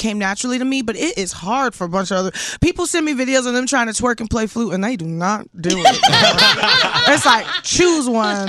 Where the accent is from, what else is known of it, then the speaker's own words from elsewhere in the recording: Houston, Texas, United States; We're from the same city. Are you from Houston? H-Town, baby.